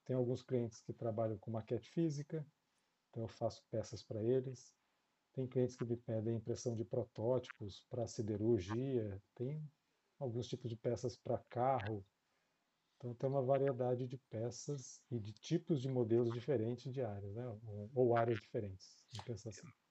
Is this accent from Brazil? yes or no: yes; São José dos Campos, São Paulo, Brazil; now in Jacareí, Brazil; eu morava em São José dos Campos, é onde eu cresci. Eu nasci em São Paulo, mas cresci em São José